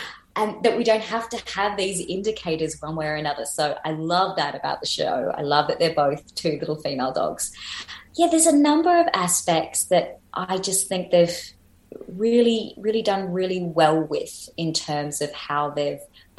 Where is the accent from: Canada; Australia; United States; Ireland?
Australia; We started off as a British penal colony, so like there's got to be some crossovers there.